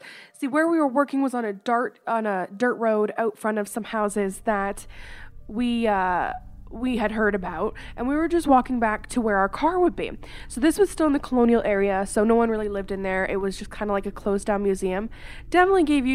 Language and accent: English; Canada; I am from Canada